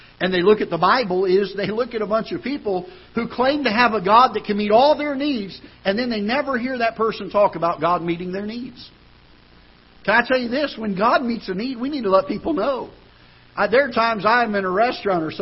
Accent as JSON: {"language": "English", "country": "United States", "said": "as an American citizen"}